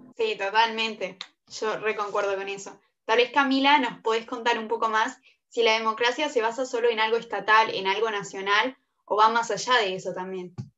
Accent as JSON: {"language": "Spanish", "region": "Colonia", "country": "Uruguay", "said": "yo soy de Colonia"}